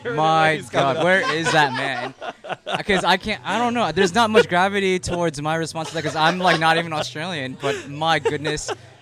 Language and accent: English; Chicago, Illinois, United States; I'm from Chicago